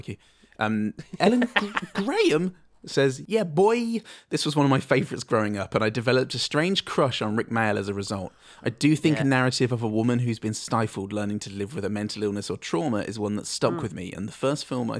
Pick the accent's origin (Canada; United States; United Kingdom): United Kingdom; England; I'm English, I don't know.